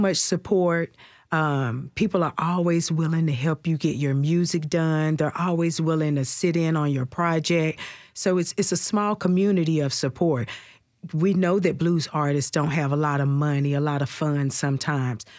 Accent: Dyersburg, Tennessee, United States; moved away as an adult; now in Nashville, United States; I'm from down by Memphis. I'm from Dyersburg.

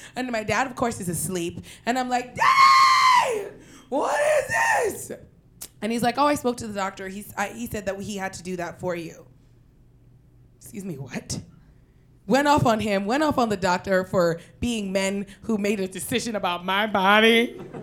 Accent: New York City, New York, United States; we're from Queens

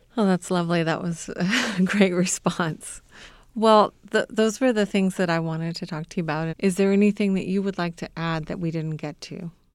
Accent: Southern California, United States; moved away; I grew up in Southern California

